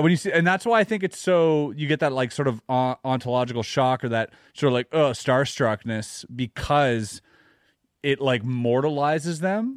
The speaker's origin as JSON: {"language": "English", "country": "Canada", "said": "as a Canadian"}